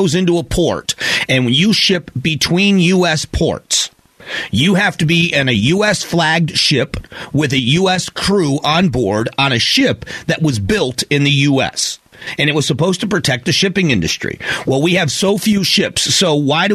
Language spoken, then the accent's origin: English; Fort Myers, Florida, United States; moved away; There's a big high school basketball tournament in my hometown every Christmas, and it's one of the biggest in the country. It's called the City of Palms Classic